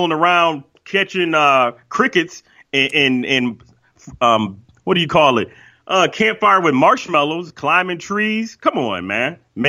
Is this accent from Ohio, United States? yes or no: yes; Cleveland Heights, Ohio, United States; we grew up in Cleveland Heights